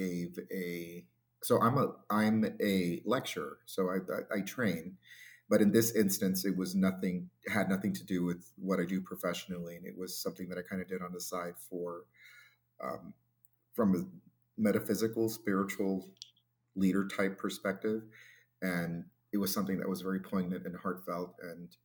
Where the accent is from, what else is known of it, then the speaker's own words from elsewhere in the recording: Florida, United States; moved away; It's my home. Florida's my home state